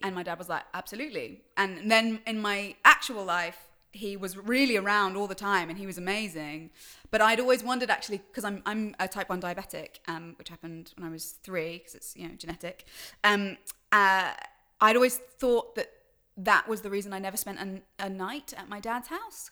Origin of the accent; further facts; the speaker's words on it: London, United Kingdom; also born or lived in New Zealand; I grew up in London and also a little bit of New Zealand